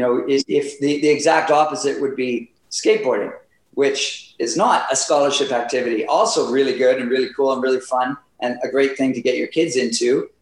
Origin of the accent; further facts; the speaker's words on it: Ottawa, Ontario, Canada; now in Whistler, Canada; I grew up in Ottawa, so that's where I started playing